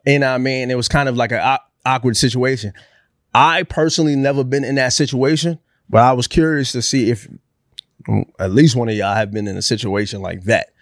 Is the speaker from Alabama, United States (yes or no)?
no; New York, United States; I'm from New York